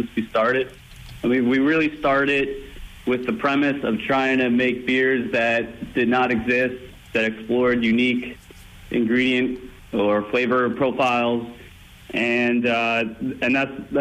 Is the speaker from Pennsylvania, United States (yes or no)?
yes; Bucks County, outside Philadelphia, Pennsylvania, United States; now in Boston, United States; I'm actually from PA. I grew up outside of Philadelphia in Bucks County